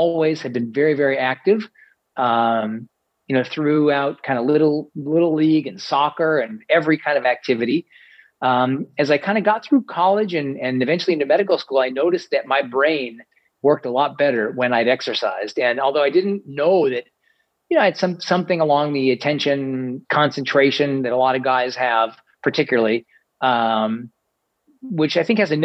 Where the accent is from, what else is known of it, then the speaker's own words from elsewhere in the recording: Kansas City, Missouri, United States; I grew up in Kansas City, Missouri, and out in the middle of the country.